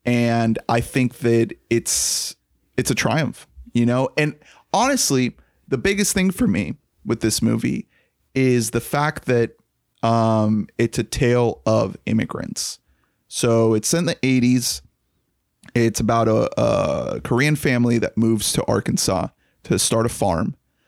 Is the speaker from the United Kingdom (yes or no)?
no; Colombia; now in United States; That's something that really resonated with me because I'm an immigrant from Colombia.